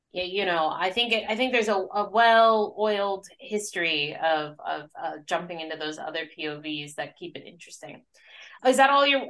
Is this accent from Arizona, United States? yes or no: yes; Arizona, United States; I'm from Arizona